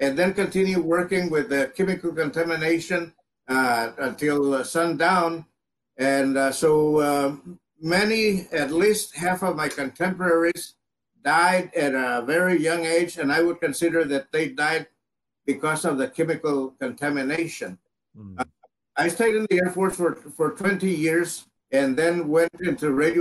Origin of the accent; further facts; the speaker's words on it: La Villa, Texas, United States; also born or lived in Edcouch, Texas; I was born in Edcash, Texas, down in the Rio Grande Valley. I grew up in La Villa, which is a small town